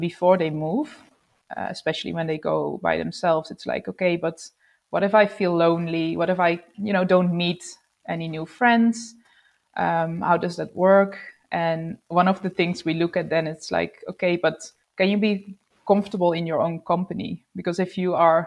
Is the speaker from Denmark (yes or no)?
no; Netherlands; moved away as an adult; also born or lived in Sydney, Australia / Melbourne, Australia; we moved to the Netherlands, where I'm from